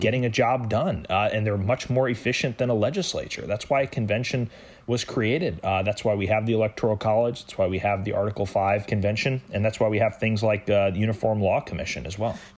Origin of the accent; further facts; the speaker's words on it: United States; as an American